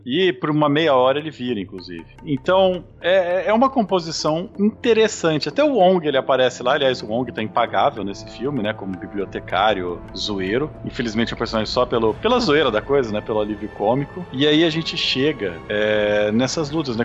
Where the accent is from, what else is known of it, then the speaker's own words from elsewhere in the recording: Brazil; nós que somos brasileiros